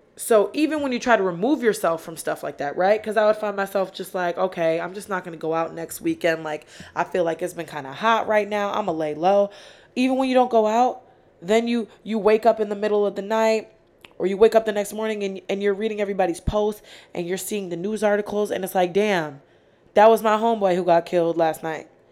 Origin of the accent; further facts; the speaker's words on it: Rochester, New York, United States; moved away as an adult; now in Philadelphia, United States; from Rochester, New York, 'cause I know a lot of people from my hometown are gonna be listening to this